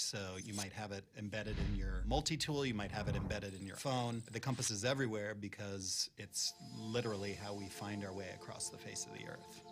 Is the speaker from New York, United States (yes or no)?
no; Missouri, United States; growing up in Missouri